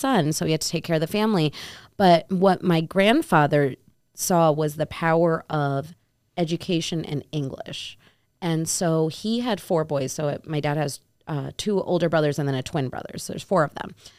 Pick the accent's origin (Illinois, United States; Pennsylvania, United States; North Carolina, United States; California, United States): Illinois, United States; Naperville; I grew up in Chicago